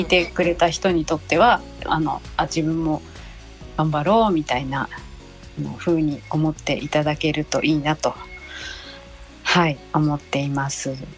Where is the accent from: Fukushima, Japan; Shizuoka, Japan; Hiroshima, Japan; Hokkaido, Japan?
Fukushima, Japan; moved away as an adult; also born or lived in Tokyo; now in Nagoya, Japan; 私福島出身なので